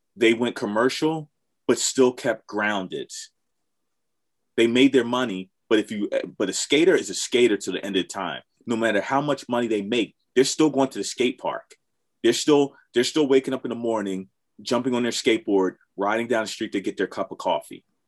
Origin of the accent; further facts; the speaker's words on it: Philadelphia, Pennsylvania, United States; growing up in Philly